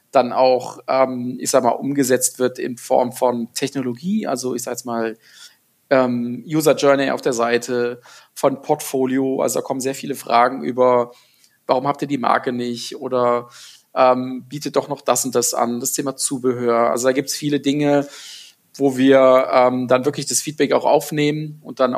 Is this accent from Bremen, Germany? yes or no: no; Gummersbach, North Rhine-Westphalia, Germany; born there; ich komme gebürtig aus Gummersbach, aus dem äh, Oberbergischen Kreis, ähm, was eine halbe Stunde von Köln ist